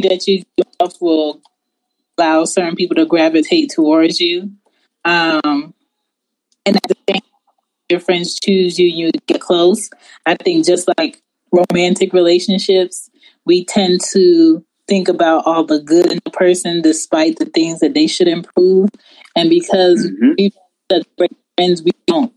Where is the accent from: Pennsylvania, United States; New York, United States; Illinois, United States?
Pennsylvania, United States; Philadelphia; I'm from West Philly, but my parents are Jamaican.